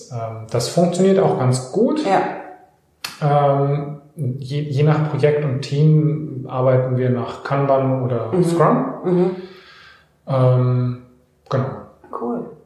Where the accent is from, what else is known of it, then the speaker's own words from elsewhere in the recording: Bavaria, Germany; eigentlich komme ich aus dem Allgäu.